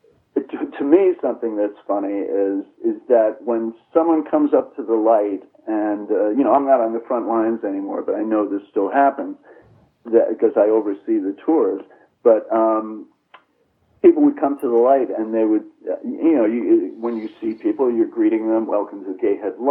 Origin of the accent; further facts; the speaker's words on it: New York, United States; moved away as an adult; now in Martha's Vineyard, United States; I'm a New Yorker